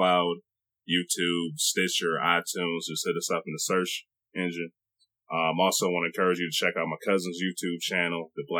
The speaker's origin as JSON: {"language": "English", "town": "Detroit", "region": "Michigan", "country": "United States", "said": "we're from Detroit area"}